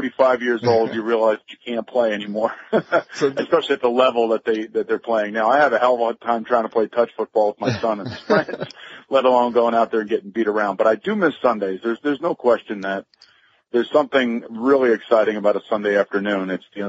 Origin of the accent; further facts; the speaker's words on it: New York, United States; I was lucky enough to be traded to the New York Jets, my hometown team, if you will.